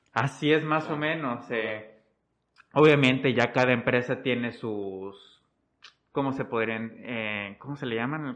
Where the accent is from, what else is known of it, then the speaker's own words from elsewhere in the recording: Mexico; nosotros, México